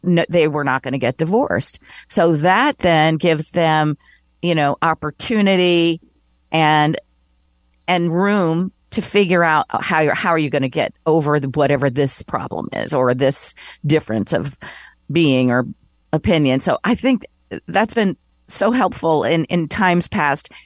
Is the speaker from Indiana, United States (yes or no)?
yes; Elkhart, Indiana, United States; moved away as an adult; also born or lived in Connecticut / New York; move back to my hometown in Elkhart, Indiana to be closer to my parents